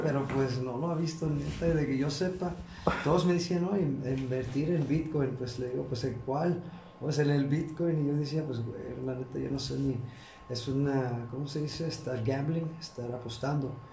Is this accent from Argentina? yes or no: no; Chicago, Illinois, United States; now in Xalapa, Mexico; yo, soy de Chicago, pero pues ya, ya me quedé aquí